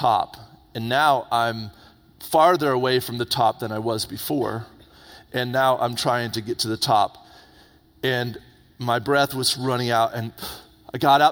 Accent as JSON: {"language": "English", "town": "Indian Harbour Beach", "region": "Florida", "country": "United States", "tie": "born or raised there", "moved": "yes", "said": "I grew up in Florida, on the east coast of Florida, right there by Cocoa Beach. I grew up in a little town called Indian Harbor Beach"}